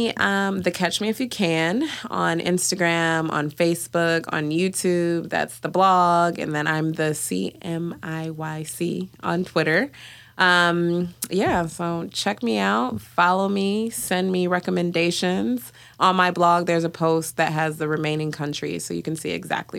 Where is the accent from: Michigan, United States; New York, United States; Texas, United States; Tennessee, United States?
Michigan, United States; Detroit; and you know, I grew up in Detroit. I'm Ugandan. I grew up in a like Ugandan slash Kenyan community.